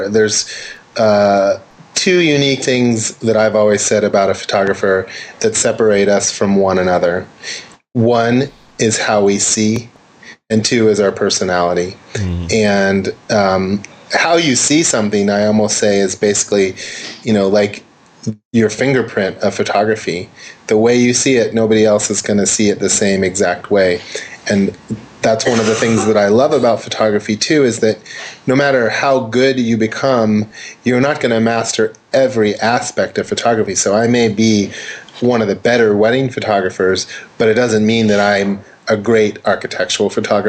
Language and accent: English; Santa Monica, California, United States; But, you know, being born in California or Southern California, I was born in Santa Monica, and grew up here